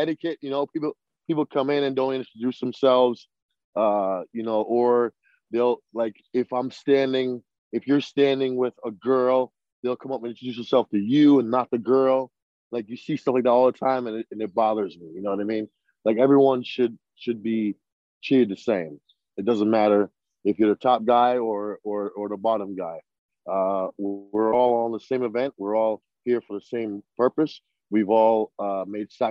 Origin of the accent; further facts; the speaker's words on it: Boston, Massachusetts, United States; I grew up in Boston